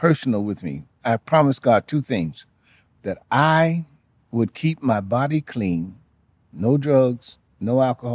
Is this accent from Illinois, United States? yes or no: yes; Chicago, Illinois, United States; also born or lived in Jamaica, Queens, New York; in 1951, my father had a leading to come to Chicago